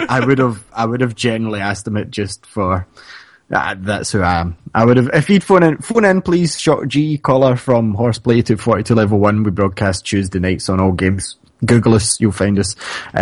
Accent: Scotland, United Kingdom; Like, I'm a minority because I'm Scottish.

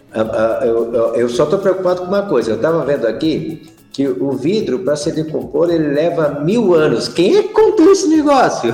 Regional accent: Bagé, Rio Grande do Sul, Brazil; also born or lived in Jataí, Goiás; lá na minha região, lá em Bagé, nós temos um, um distrito

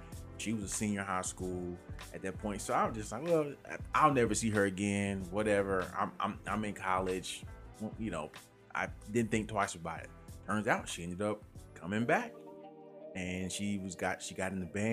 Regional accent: Orlando, Florida, United States; I'm from Orlando

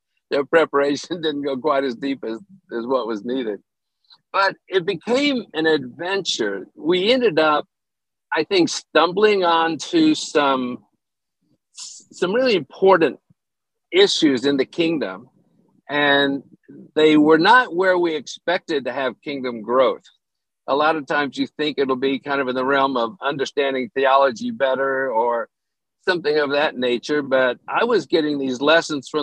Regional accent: Oak Ridge, Tennessee, United States; moved away as an adult; also born or lived in China / Denver; I ended up going back to my hometown in Tennessee, Oak Ridge.

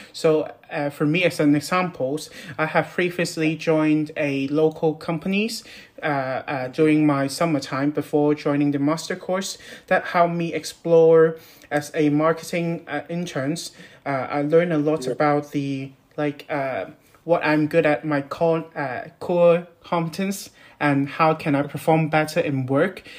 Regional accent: Hong Kong; moved away as an adult; now in Newcastle upon Tyne, United Kingdom; I'm from Hong Kong

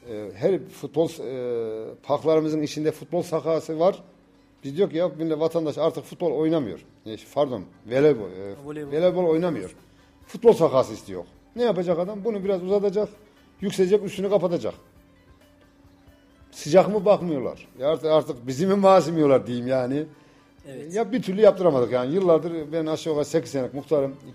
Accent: Turkey; Doğma büyüme Yavuzhan çocuğuyum.

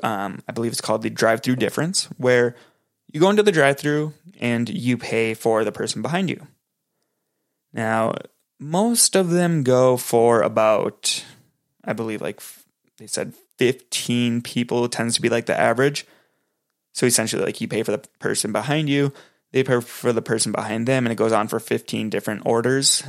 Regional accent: Minneapolis–Saint Paul, Minnesota, United States; I'm from the Twin Cities in Minnesota

